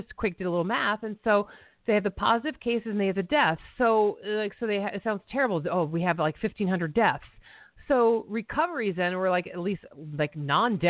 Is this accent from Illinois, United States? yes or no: no; Buckingham, Pennsylvania, United States; moved away; also born or lived in Philadelphia; I'm from Buckingham